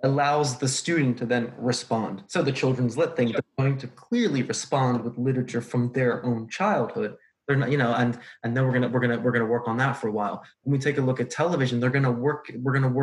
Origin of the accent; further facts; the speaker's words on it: United States; I'm from America